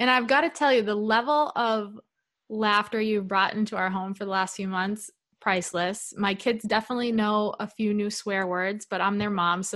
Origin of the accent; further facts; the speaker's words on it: New England, United States; moved away; we're both from New England